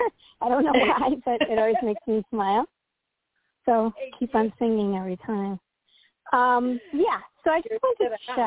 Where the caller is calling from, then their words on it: Illinois, United States; calling from Illinois.